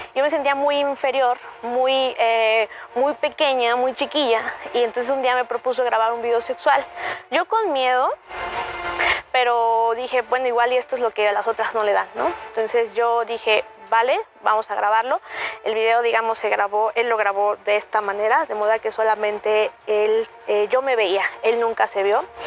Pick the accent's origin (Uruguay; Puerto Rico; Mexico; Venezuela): Mexico; Huauchinango, Puebla; Soy originaria de Huauchinango, Puebla, de una sierra norte preciosa, de un pueblo chiquito en, Puebla.